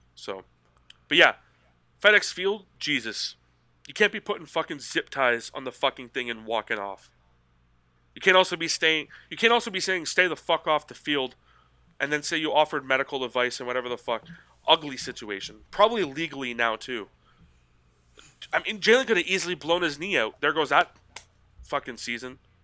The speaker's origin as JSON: {"language": "English", "country": "Canada", "said": "I'm Canadian"}